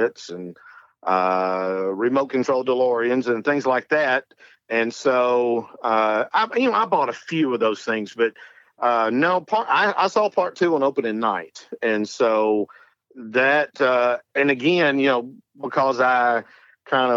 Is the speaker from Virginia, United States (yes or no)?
no; North Alabama, United States; I am from North Alabama